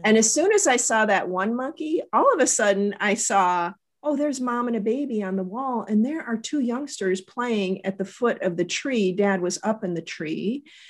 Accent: Las Vegas, Nevada, United States; I grew up in Vegas.

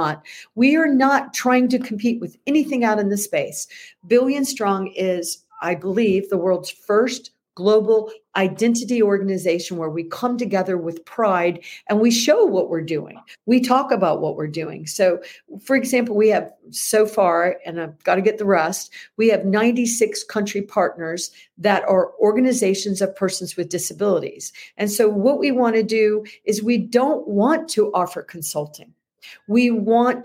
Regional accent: United States

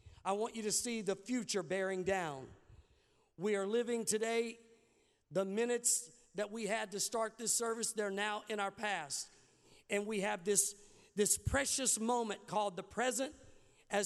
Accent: Arkansas, United States; I'm from Arkansas

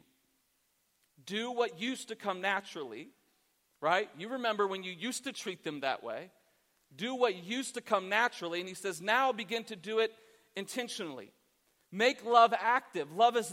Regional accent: Columbus, Ohio, United States; I'm actually from Columbus

